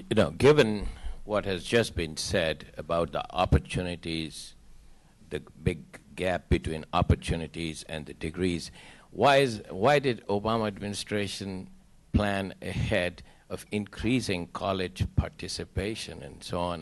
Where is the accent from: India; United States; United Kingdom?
India; moved away; I'm from India